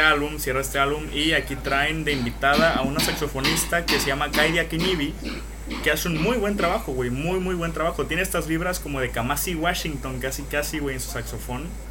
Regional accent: Veracruz, Mexico; mi pinche tierra Veracruz

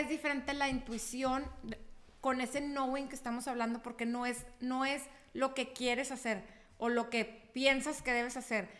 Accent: Chihuahua, Mexico; moved away as an adult; yo no soy de, de aquí, yo soy de Chihuahua

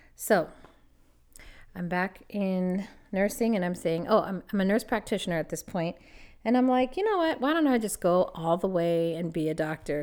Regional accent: Los Angeles, California, United States; moved away as an adult; also born or lived in Toronto, Canada; I'm from Los Angeles

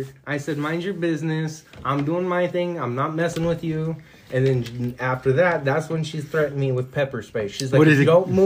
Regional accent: California, United States; I was born and raised in California

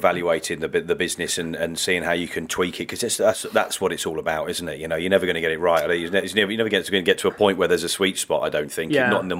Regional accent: Midlands, United Kingdom; accent: slight northern twang; also born or lived in Southampton; now in Essex, United Kingdom; I feel comfortable further south. I mean, I grew up in the Midlands, but and so people call me a northerner because there's probably a slight twang in there. But actually, the fact is, I'm much more southern than most, I suppose.

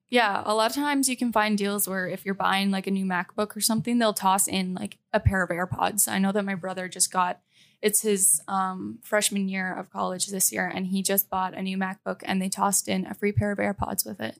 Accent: Canada; moved away as an adult; I am from Canada

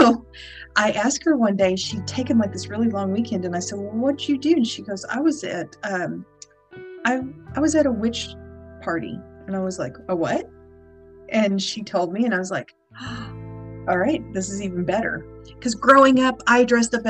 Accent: Texas, United States; moved away; I grew up in Texas. I'm from Texas

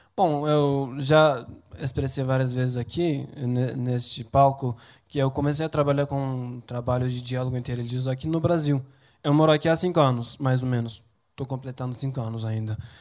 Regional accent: Turkey; Portuguese is a second language; moved away as an adult; now in Brazil; Na verdade eu sou de uma região da Turquia que é muito parecida com o Nordeste

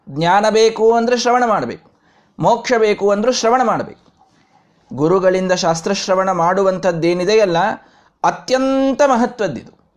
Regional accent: Vijayapura, Karnataka, India; ನಮ್ಮ ಊರಿನಲ್ಲಿ ಇಲ್ಲಿ ನಮ್ಮ ಮನೆಯ ಹತ್ತಿರವೇ

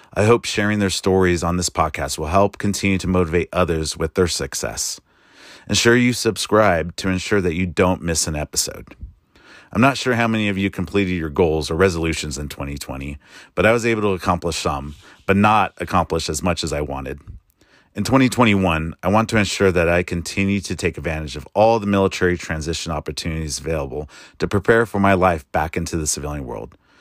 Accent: United States; As an American soldier

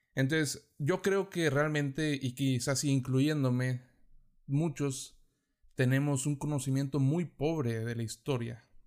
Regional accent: Mexico; si somos de México, nos enseñan sobre las civilizaciones pasadas que estuvieron en nuestro territorio

